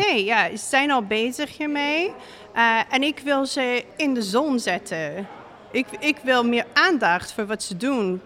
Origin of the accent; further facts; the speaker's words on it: Seattle, Washington, United States; Dutch is a second language; moved away as an adult; also born or lived in Utrecht, Netherlands; now in Breda, Netherlands; ja, ik kom uit Amerika. Ik kom uit Seattle, Washington. En ik ben hier nu in Breda bijna vier jaar. Ik ben wel bezig met Nederlands leren 15 jaar